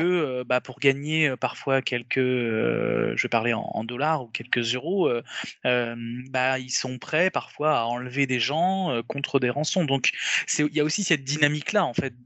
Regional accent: France; on est européens, on est français

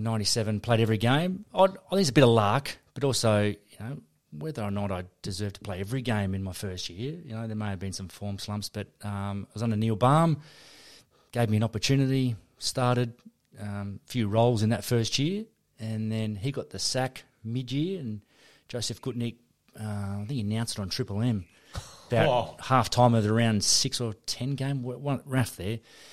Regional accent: Geraldton, Western Australia, Australia; now in Perth, Australia; Yeah, I was born in Geraldton. Lived there for 10 years and then made the way here when mum and dad went their separate ways and we moved to Perth with my stepfather

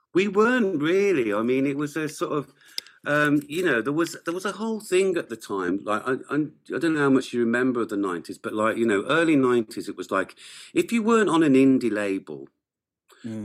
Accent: England, United Kingdom; moved away as an adult; now in Wales, United Kingdom; I grew up in England. I am English to a degree

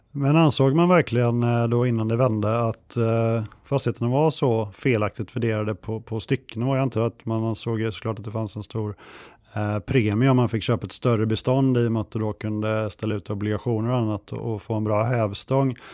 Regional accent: Kungälv, Västra Götaland, Sweden; moved away; Jag är uppvuxen i Kungälv strax norr om Göteborg

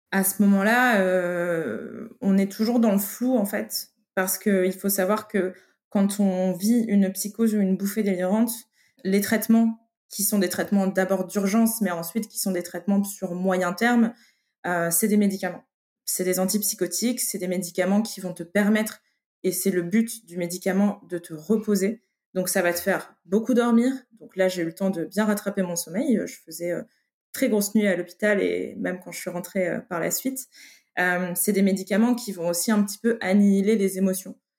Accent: Lille, Hauts-de-France, France; je viens du nord de la France. J'ai grandi en ville, à Lille.

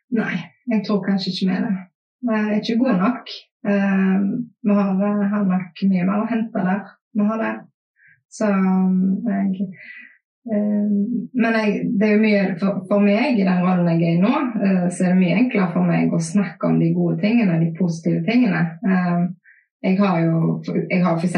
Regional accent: Haugesund, Rogaland, Norway; vi i Haugesund

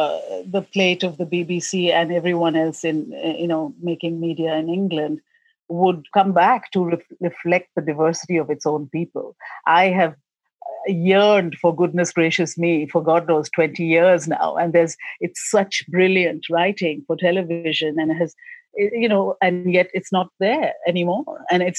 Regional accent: India; like I was raised in India, all our handwriting was almost conformed to be one thing.

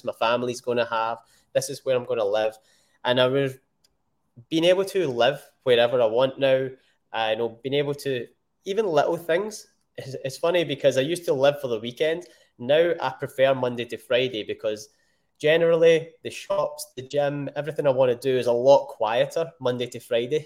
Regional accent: Scotland, United Kingdom; I am Scottish. I'm born in Scotland and the UK

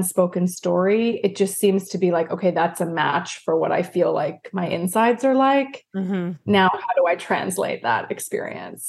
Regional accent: Vancouver, British Columbia, Canada; moved away as an adult; now in United States; I originally was from Canada. I'm from Canada

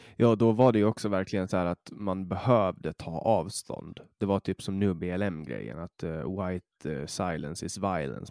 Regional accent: Åland Islands; från mitt perspektiv som ålänning

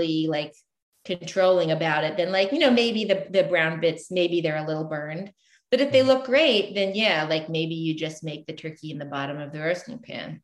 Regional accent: the South, United States; I grew up in the South

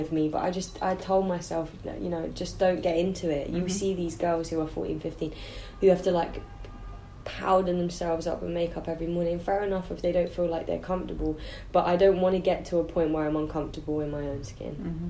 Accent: London, United Kingdom; I think that comes from growing up in South London, because girls know how to look after their hair here.

